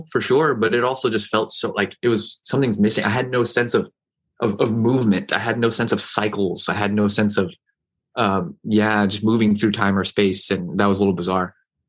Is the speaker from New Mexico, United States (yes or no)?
yes; New Mexico, United States; also born or lived in Saudi Arabia; now in New York, United States; I grew up in New Mexico.